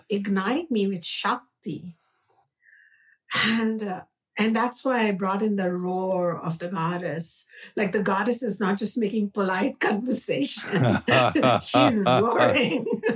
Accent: India; accent: Indian; my Indian accent

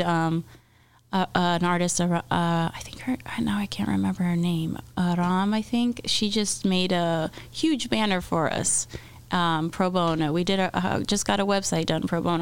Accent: Miami, Florida, United States; moved away; I'm from Miami.

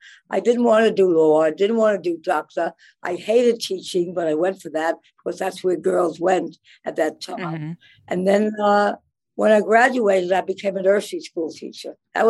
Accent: New York City, New York, United States; I grew up in the Bronx. At that time, we were living on East 208th Street when I went to college in the Bronx.

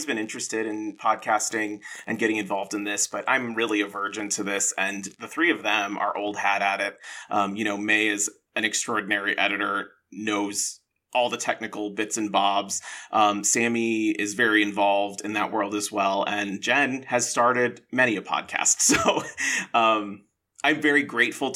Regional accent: South Carolina, United States; I'm from South Carolina. In South Carolina, we would call them palmetto bugs

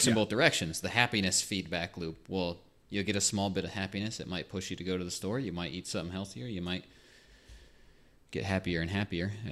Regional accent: United States; We're American.

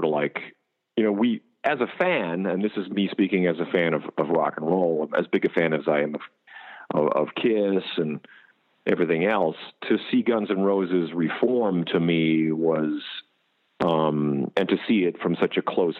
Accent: Canada; moved away as an adult; now in United States

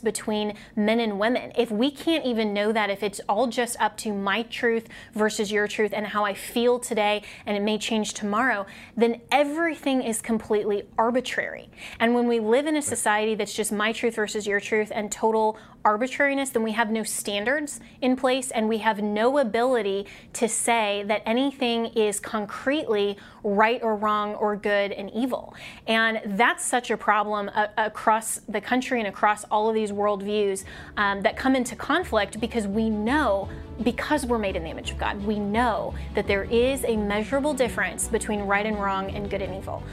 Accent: Colorado, United States; my home state of Colorado

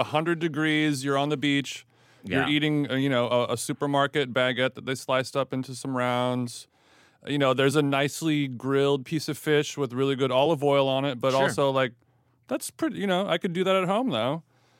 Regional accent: Los Angeles, California, United States; I'm from Los Angeles

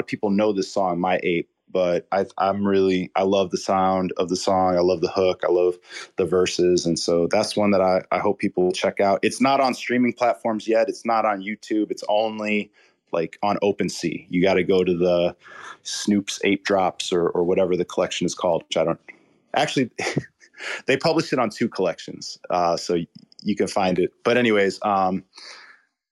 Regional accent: Chicago, Illinois, United States; I'm from the Chicago area

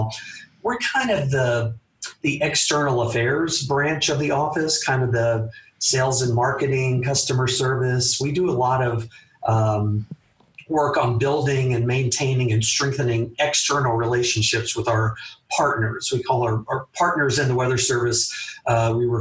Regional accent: Memphis, Tennessee, United States; also born or lived in Atlanta; growing up in the Memphis area

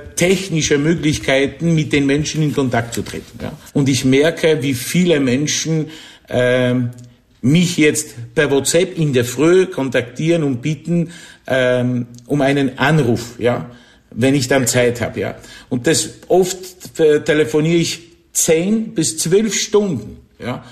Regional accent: near Wrocław, Lower Silesian Voivodeship, Poland; German is a second language; moved away as an adult; also born or lived in Kraków, Poland; now in Austria; Geboren bin ich in Niederschlesien, also in, in Polen, das neben Breslau

